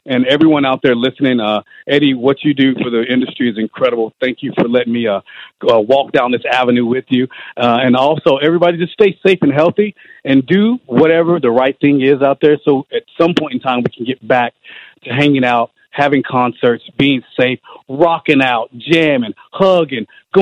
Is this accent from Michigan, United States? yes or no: no; Georgia, United States; growing up in Georgia